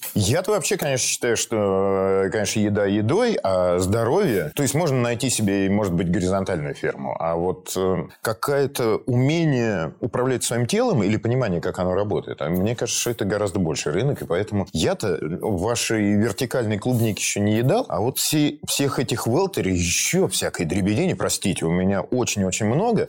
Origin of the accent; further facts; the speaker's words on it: Volgograd, Volgograd Oblast, Russia; я родом из Волгограда, и всю свою школьную, значит, сентябрь-октябрь я проводил на плантациях помидорных